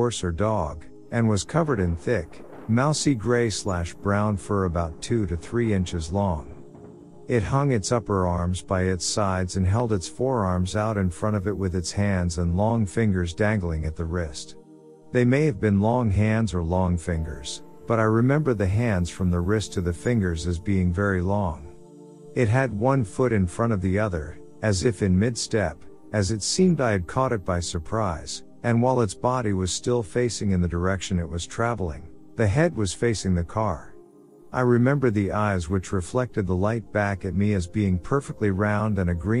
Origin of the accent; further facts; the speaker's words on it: Henderson, Nevada, United States; I'm from Henderson, Nevada.